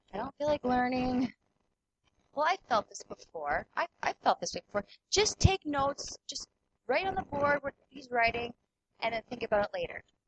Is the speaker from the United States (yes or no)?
no; Killarney, Manitoba, Canada; I grew up in Killarney. My parents still live in Killarney